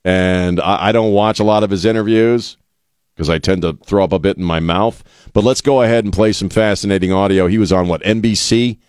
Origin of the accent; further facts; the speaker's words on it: the East, United States; now in San Antonio, United States; we're both transplants, right? We're both from the East, and I've told you the story. The day I set foot in San Antonio